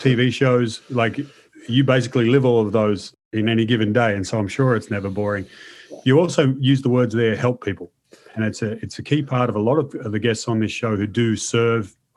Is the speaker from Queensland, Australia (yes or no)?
no; Melbourne, Victoria, Australia; I'm from Melbourne, which is not exactly the hottest part of Australia